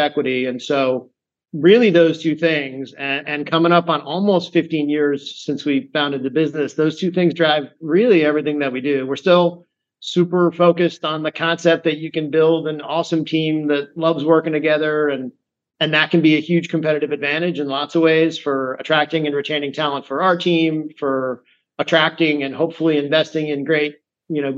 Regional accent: rural Massachusetts, United States; also born or lived in Manhattan, New York; now in New York, United States; I grew up in rural Massachusetts, where I moved when I was a little kid

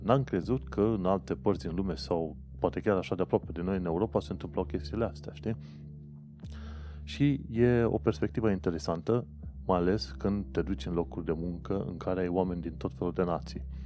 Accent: Brașov area, Brașov County, Romania; moved away as an adult; now in United Kingdom; ca român venit, de exemplu, din zona Brașovului

